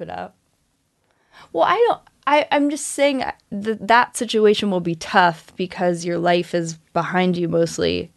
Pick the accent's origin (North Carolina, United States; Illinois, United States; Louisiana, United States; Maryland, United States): North Carolina, United States; moved away as an adult; also born or lived in Missouri; now in Los Angeles, United States; I grew up in North Carolina